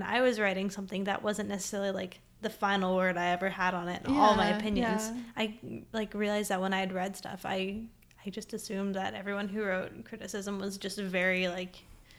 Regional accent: Nebraska, United States; I grew up in Nebraska

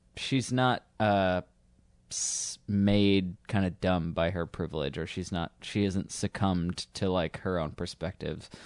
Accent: Northeast, United States; growing up in suburbs, growing up in the Northeast where everyone's miserable

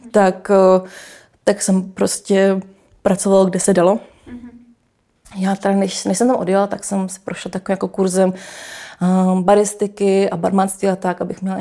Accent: Canada; born there; jsem se narodila v Kanadě, tak já jsem jak Češka, tak Kanaděnka

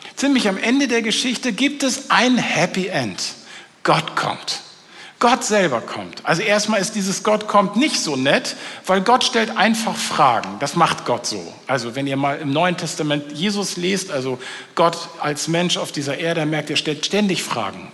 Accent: North Frisia, Schleswig-Holstein, Germany; Ich komme aus Nordfriesland, also ich komme von der dänischen Grenze.

